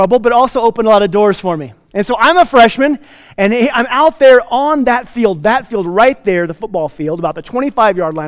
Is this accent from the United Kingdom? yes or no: no; United States; I grew up here in this area. I went to high school right over here. And I was raised in Redstone Marble